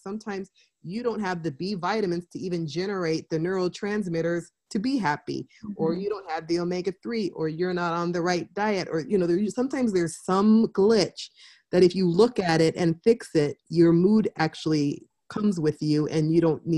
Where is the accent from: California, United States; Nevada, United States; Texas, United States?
California, United States; I grew up in California